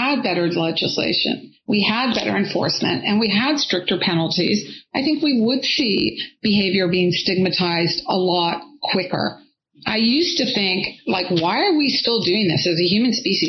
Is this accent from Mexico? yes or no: no; California, United States; I'm from California